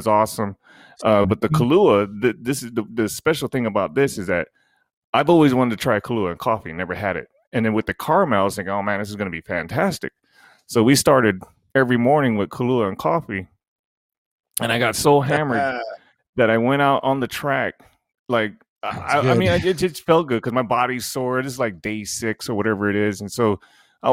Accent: Maui, Hawaii, United States; I'm from Maui.

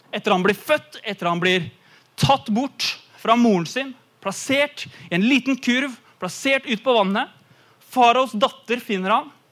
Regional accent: Eastern Norway, Norway; moved away; jeg kommer fra Østlandet

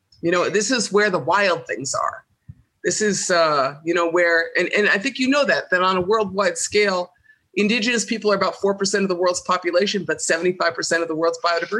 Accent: White Earth Reservation, Minnesota, United States; I'm Bear Clan, and I'm from Gawababani Kog, Ishkanaganing. I'm from White Earth Reservation. I'm Anishinaabe. And I am a Mississippi Band Ojibwe, which is, part of my treaty designation.

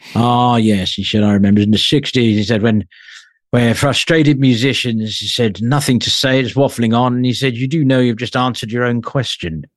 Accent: London, United Kingdom; I was born in London

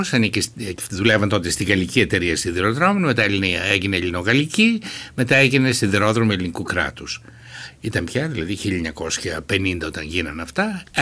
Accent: Alexandroupoli, Eastern Macedonia and Thrace, Greece; moved away as an adult; Γεννήθηκα το 1947, είμαι 74 χρονών. Γεννήθηκα στην Αλεξανδρούπολη, στο νοσοκομείο Αλεξανδρούπολεω ε, και έζησα περίπου 18 χρόνια στην Αλεξανδρούπολη.

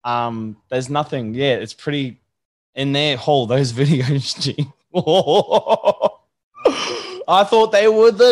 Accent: Brisbane, Queensland, Australia; also born or lived in Canberra / Sydney; Yeah, bro, yeah. I was born in Brisbane, and then I did a little bit in Canberra and Sydney, and then moved back up here in like 2003, bro.

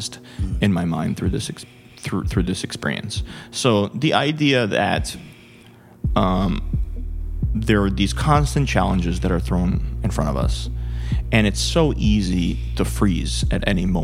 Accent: New York, United States; I grew up in New York

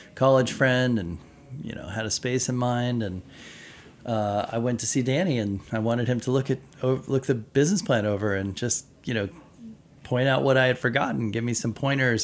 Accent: United States; moved away as an adult; also born or lived in Japan; I'm an American kid

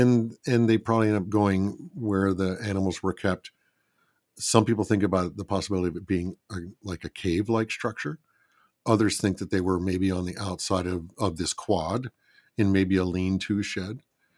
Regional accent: Philadelphia, Pennsylvania, United States; born there; also born or lived in Michigan; I was born in Philadelphia. Would that mean that I would have to go back to Philadelphia? But then I spent a lot of my life in Michigan.

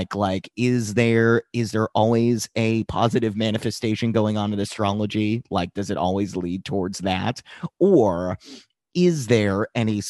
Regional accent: Boston, Massachusetts, United States; I was born in Boston, Massachusetts, 1989. So, Boston, Mass

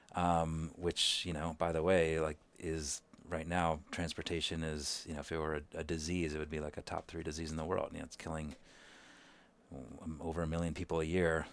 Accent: Kolkata, West Bengal, India; moved away; also born or lived in New York / Seattle; I was born in Calcutta, India, you know, really teeming city

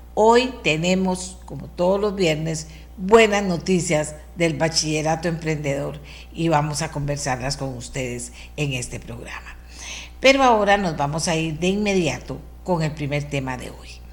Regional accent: Costa Rica; lo que somos los costarricenses

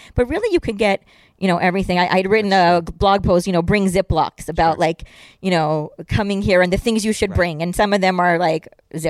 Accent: Israel; English is a second language; And I'm like, well, I'm not a New Yorker, I'm an Israeli.

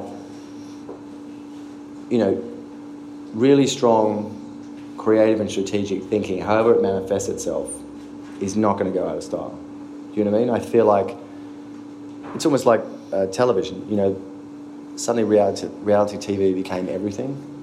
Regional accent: Australia; moved away as an adult; now in New York, United States; being Australian

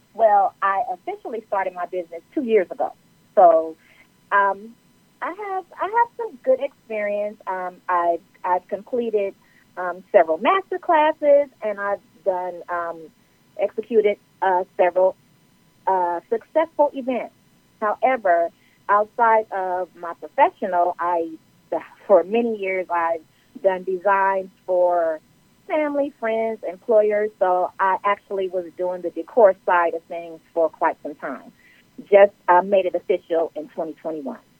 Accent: Los Angeles, California, United States; now in Atlanta, United States; I'm originally from Los Angeles, California, and I reside in Atlanta, Georgia

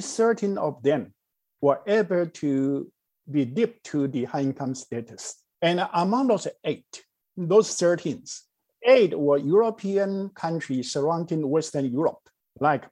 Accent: Taiwan; moved away as an adult; also born or lived in mainland China; I was born in Taiwan in 1952, and it was post-war, post-colonial economy, extremely poor. When I was young, I can still remember how poor we were

